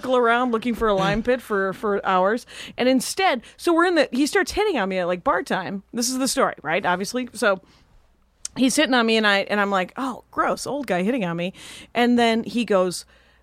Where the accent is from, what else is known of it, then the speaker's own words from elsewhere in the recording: Milwaukee, Wisconsin, United States; I grew up in Milwaukee. Outside of Milwaukee